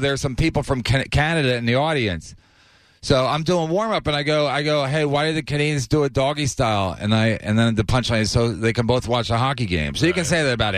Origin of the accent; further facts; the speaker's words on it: Philadelphia, Pennsylvania, United States; I'm from Philadelphia